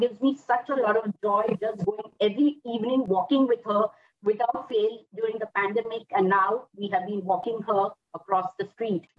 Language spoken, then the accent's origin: English; Mumbai, Maharashtra, India; a total Mumbaiker born and brought up in Mumbai, India